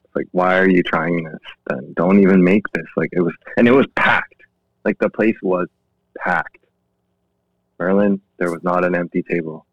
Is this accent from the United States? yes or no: no; Langley, British Columbia, Canada; also born or lived in Seoul, South Korea / Vancouver, Canada; I grew up in Langley. I spent like eight or eight or the odd nine years, I think, in Van. Um, but my childhood was in Langley